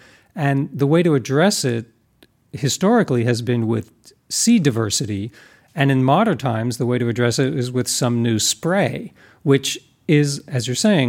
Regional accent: New York, United States; moved away as an adult; now in California, United States; I'm from New York, but I moved out here to California a while ago

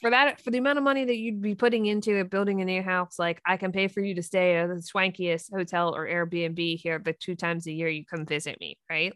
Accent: Three Mile Island, Pennsylvania, United States; I grew up near Three Mile Island.

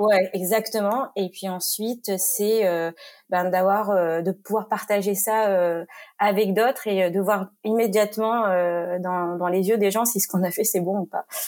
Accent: Marseille region, Provence-Alpes-Côte d'Azur, France; moved away as an adult; j'ai grandi dans le sud de la France, dans la région marseillaise

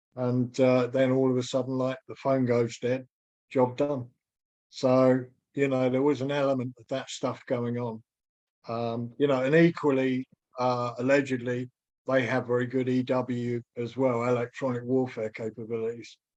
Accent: United Kingdom; being British

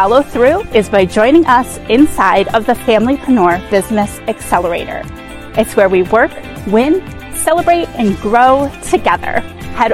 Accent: Phoenix, Arizona, United States; I'm also from Phoenix

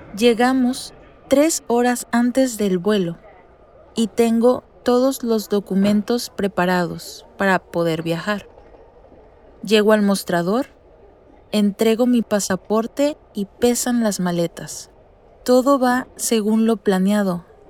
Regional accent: Mexicali, Baja California, Mexico; soy de Mexicali, una ciudad en el norte de México

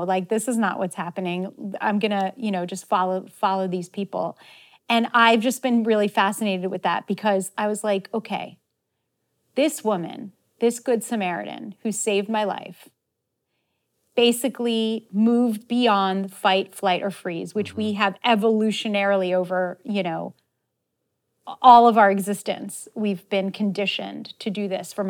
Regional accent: Israel; And I love Judaism, you know, growing up in Israel, of course, like you kind of are either Jewish or you're not Jewish.

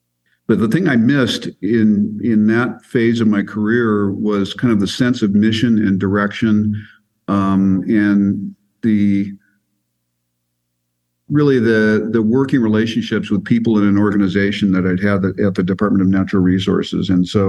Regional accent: Southern California, United States; moved away as an adult; also born or lived in Western Colorado; now in Colorado, United States; I grew up in Southern California around the ocean

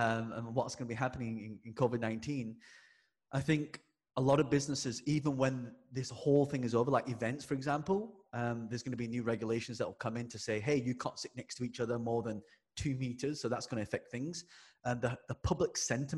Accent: England, United Kingdom; I'm British born Chinese. Yes. I was born in England. And so growing up, my town, me and my brother were the only two Chinese people in the school.

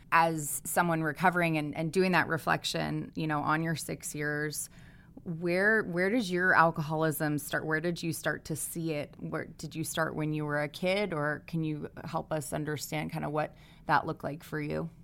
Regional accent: East Coast, United States; I grew up mostly on the East Coast, but my parents are New Englanders

